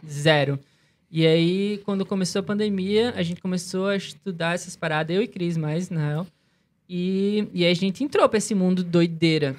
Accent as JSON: {"language": "Portuguese", "town": "Natal", "region": "Rio Grande do Norte", "country": "Brazil", "said": "A gente é de Natal"}